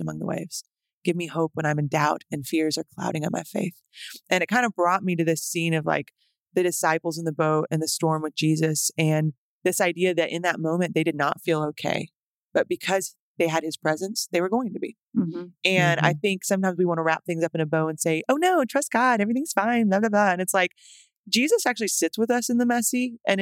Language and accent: English; Tyler, Texas, United States; moved away as an adult; also born or lived in Romania; now in Nashville, United States; I grew up in Tyler, Texas mostly, but we went to Romania for 2 years